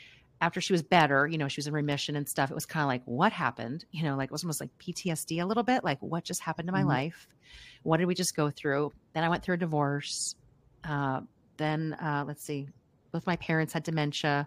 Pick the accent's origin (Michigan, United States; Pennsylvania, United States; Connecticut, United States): Pennsylvania, United States; outside Philadelphia; now in Kentucky, United States; I am grew up outside Philadelphia